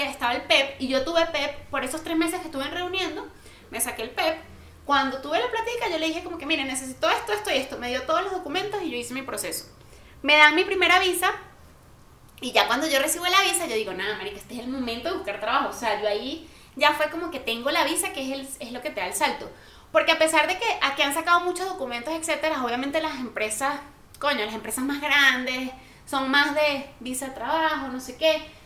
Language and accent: Spanish; Venezuela; moved away as an adult; now in Colombia; yo salí con el mindset de Venezuela